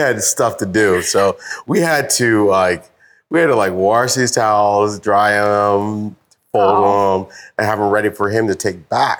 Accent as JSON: {"language": "English", "town": "Baltimore", "region": "Maryland", "country": "United States", "tie": "born or raised there", "moved": "yes", "lives_now": "Brooklyn, United States", "said": "born and raised in born and raised in Baltimore, Maryland. I live now in Brooklyn, New York."}